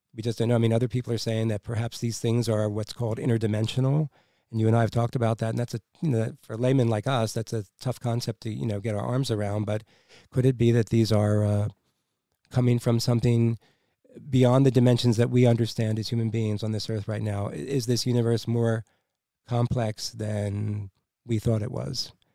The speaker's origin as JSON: {"language": "English", "country": "United States", "said": "Since we're the American people and the American taxpayers"}